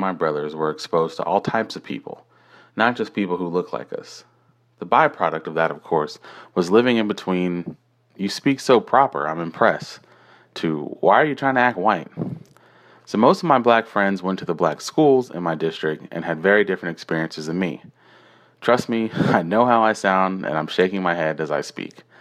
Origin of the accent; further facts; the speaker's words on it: Houston, Texas, United States; also born or lived in Brooklyn, New York; when I moved from Brooklyn at a very young age, the suburbs of Houston, Texas